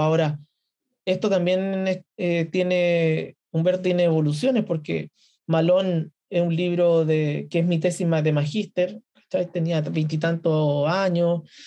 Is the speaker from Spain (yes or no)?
no; Santiago, Santiago Metropolitan Region, Chile; si yo vivo en Santiago y, y, nací en Santiago y soy de origen mapuche en Santiago